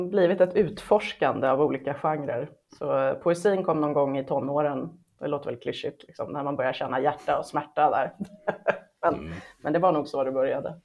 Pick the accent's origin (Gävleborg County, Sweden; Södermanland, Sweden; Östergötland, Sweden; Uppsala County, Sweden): Gävleborg County, Sweden; Hälsingland; moved away as an adult; now in Stockholm, Sweden; Jag är född i Stockholm, men när jag var ett halvår så flyttade mamma och pappa eh, tillbaka till pappas hus i Hälsingland.